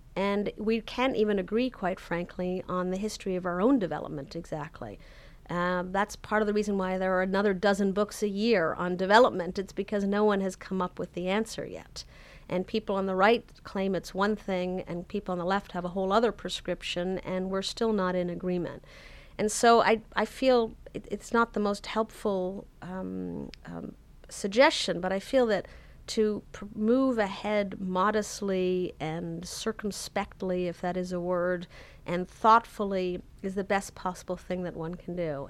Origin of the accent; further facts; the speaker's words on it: Canada; moved away; I'm originally Canadian